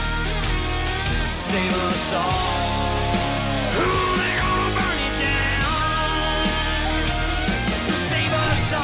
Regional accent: Atlanta, Georgia, United States; moved away; I grew up in Atlanta, Fulton County, and I used to sell Cokes at the old Fulton County Stadium.

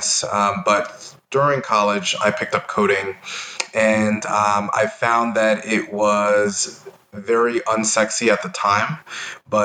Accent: New York, United States; moved away as an adult; now in Austin, United States; I'm originally from New York

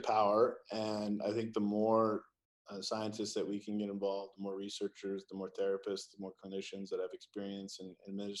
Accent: California, United States; Well, look, I come from Silicon Valley. And the reality is that we do like to move fast.

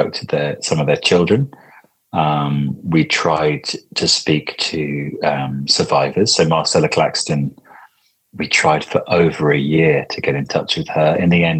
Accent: Crowthorne, South East England, United Kingdom; I grew up in Crowthorne, which is where Broadmoor is

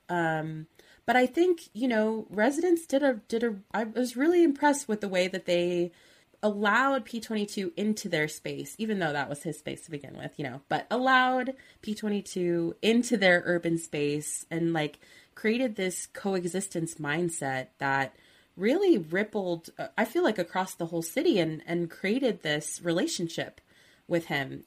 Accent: Southern California, United States; I'm from SoCal

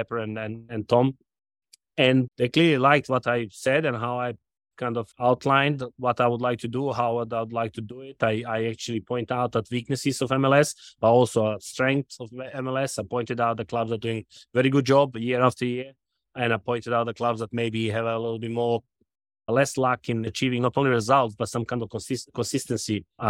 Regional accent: Belgrade, Serbia; also born or lived in London; now in Charlotte, United States; I was born in Serbia, Belgrade.

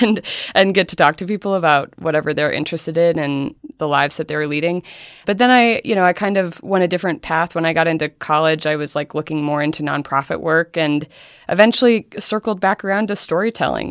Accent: Helena, Montana, United States; moved away; I grew up in Helena, Montana

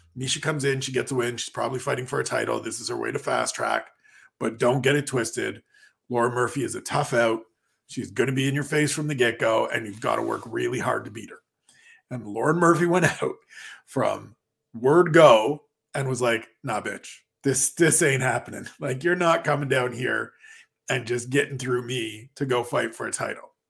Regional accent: Canada; I am Canadian

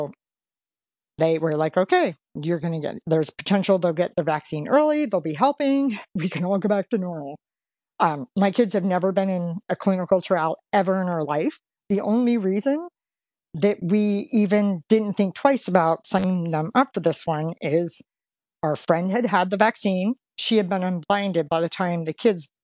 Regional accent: Pennsylvania, United States; now in Cincinnati, United States; We're actually both from Pennsylvania

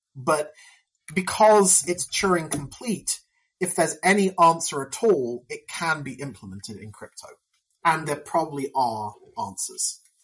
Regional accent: United Kingdom; I'm I'm from Britain

